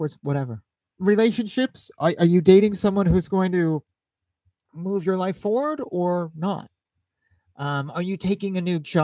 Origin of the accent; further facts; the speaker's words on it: Bellingham, Washington, United States; moved away; I grew up in Bellingham, Washington. I graduated high school there